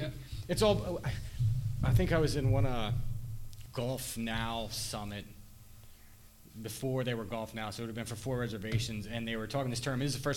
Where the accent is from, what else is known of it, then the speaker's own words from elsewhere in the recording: Thurmont, Maryland, United States; I'm from Thurmont. I'm right down the road, Frederick County, down right across the border of Maryland